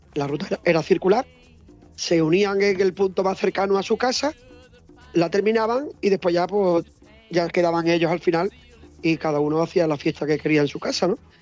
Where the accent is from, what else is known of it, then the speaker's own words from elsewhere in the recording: Andalusia, Spain; also born or lived in Sanabria; now in Seville, Spain; como buen andaluz